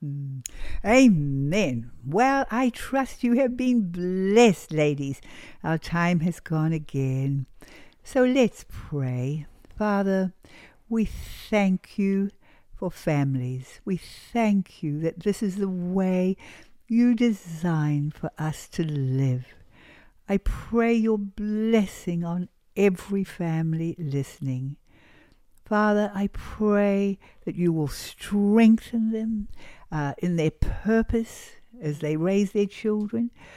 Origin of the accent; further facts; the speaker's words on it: New Zealand; moved away; we come from New Zealand, a sheep country, and of course, shearing is a big industry back in my country of New Zealand.